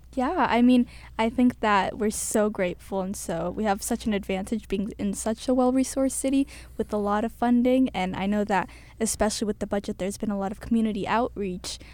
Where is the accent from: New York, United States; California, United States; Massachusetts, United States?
Massachusetts, United States; Cambridge; I was born and raised in Cambridge my entire life.